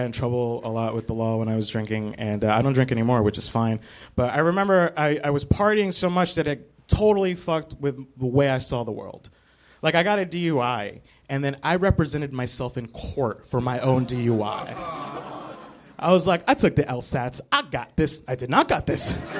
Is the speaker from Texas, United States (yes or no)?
no; Newark, New Jersey, United States; now in New York City, United States; I grew up in Newark, New Jersey, which is my hometown.